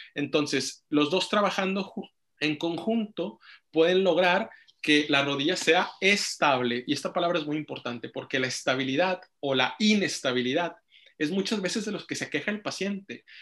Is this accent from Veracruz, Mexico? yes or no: no; Monterrey, Nuevo León, Mexico; moved away; soy originario de Monterrey, Nuevo León